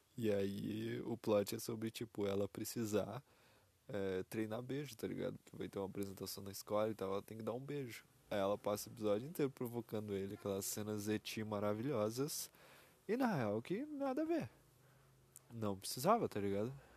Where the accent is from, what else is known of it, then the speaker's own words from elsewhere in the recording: Brazil; sou brasileiro, PTBR.